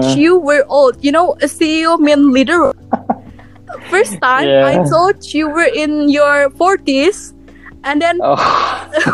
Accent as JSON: {"language": "English", "town": "Pagar Alam", "region": "South Sumatra", "country": "Indonesia", "also_born_or_lived": "Palembang", "second_language": "English", "said": "I'm from Pagar Alam in South Sumatra. But I study it in Palembang"}